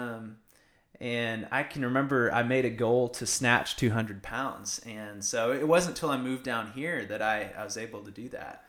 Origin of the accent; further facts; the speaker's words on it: Iowa, United States; now in College Station, United States; I'm, I'm from Iowa, uh, grew up in Iowa